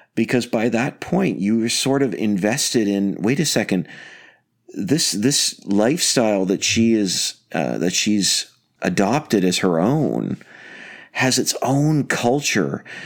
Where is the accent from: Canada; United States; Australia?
Canada; now I'm Canadian